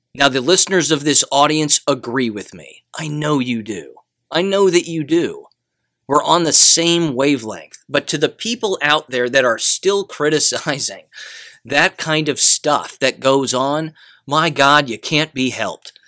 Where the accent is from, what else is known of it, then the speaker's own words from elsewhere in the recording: United States; I'm an American